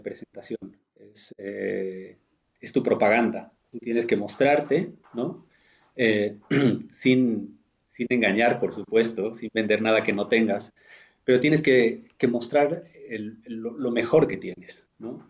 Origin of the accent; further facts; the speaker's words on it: Bolivia; moved away as an adult; now in Berlin, Germany; soy de Bolivia, vivo hace 21 años en Berlín